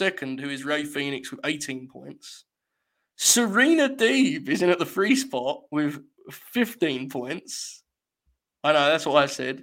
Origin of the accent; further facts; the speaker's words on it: England, United Kingdom; I'm English